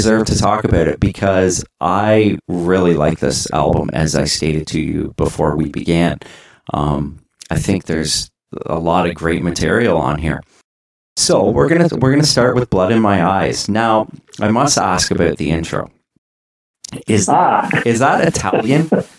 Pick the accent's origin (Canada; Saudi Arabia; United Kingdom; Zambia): Canada; as a Canadian up here